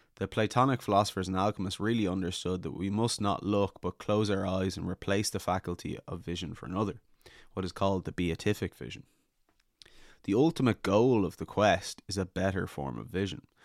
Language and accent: English; Ireland